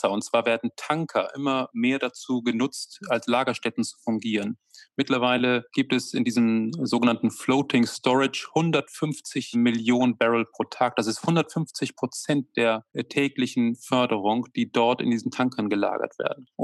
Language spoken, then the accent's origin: German; Germany; Und, und äh, dafür sind wir auch Deutsche, dass wir uns immer Sorgen machen